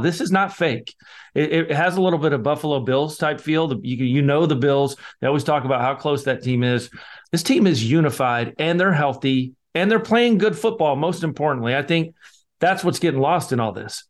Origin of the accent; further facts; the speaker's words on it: Scotland, United Kingdom; I'm the Scotsman